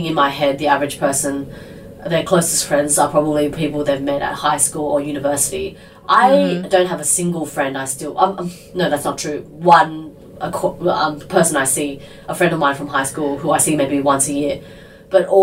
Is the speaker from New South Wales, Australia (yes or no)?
yes; Sydney, New South Wales, Australia; I grew up in Sydney